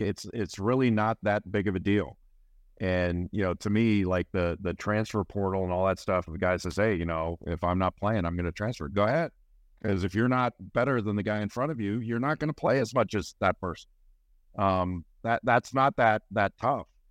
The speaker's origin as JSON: {"language": "English", "town": "Los Angeles", "region": "California", "country": "United States", "tie": "born or raised there", "moved": "yes", "said": "I grew up in California, Los Angeles"}